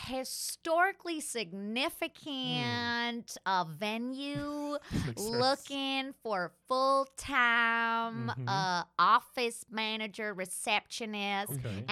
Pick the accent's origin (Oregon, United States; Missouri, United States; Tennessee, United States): Tennessee, United States; Memphis; Actually, I grew up right around Memphis.